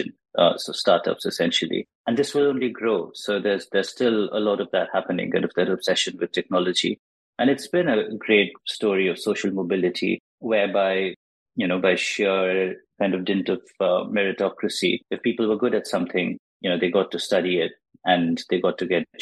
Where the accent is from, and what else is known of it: India; born or raised there; English is a second language